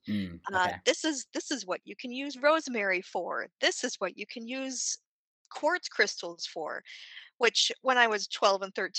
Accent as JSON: {"language": "English", "town": "Chicago", "region": "Illinois", "country": "United States", "tie": "born or raised there", "said": "So I was raised Catholic in Chicago in the 90s"}